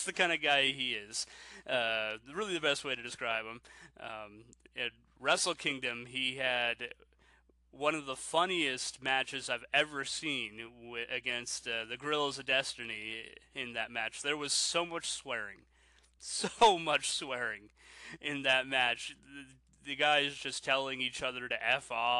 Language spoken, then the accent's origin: English; Canada; I'm Canadian